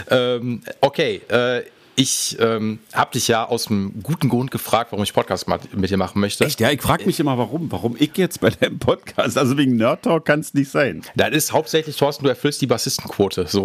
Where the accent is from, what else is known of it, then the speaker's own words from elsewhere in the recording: Essen, North Rhine-Westphalia, Germany; ich komme aus dem Pott